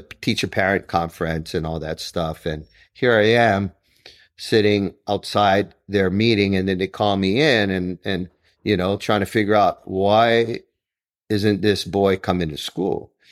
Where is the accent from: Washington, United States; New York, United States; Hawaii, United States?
Hawaii, United States; Honolulu; I grew up in Kalihi